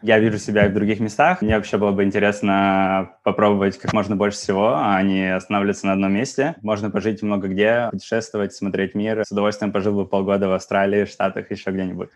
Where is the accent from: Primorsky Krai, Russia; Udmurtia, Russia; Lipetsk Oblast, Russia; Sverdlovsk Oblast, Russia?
Sverdlovsk Oblast, Russia; Yekaterinburg; moved away as an adult; also born or lived in Saint Petersburg / Germany; Я из Екатеринбурга